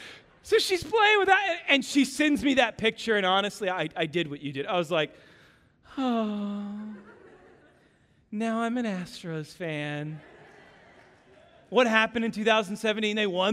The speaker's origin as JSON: {"language": "English", "town": "Kansas City", "region": "Missouri", "country": "United States", "lives_now": "Texas, United States", "said": "I came from Kansas City."}